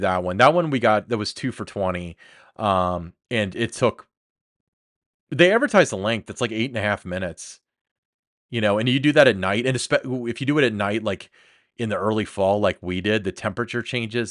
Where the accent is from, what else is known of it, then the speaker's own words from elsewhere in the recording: Kentucky, United States; I'm from Kentucky